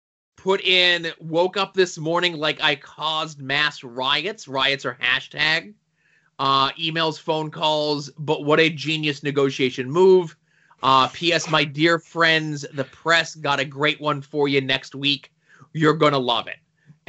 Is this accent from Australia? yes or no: yes; Australia; I use cuss, C-U-S, words, cause I do, and I'm an Australian. It's who I am.